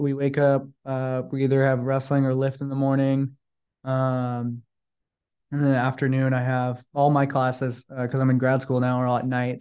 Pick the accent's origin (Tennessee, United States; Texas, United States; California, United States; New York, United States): California, United States; Sacramento; now in San Francisco, United States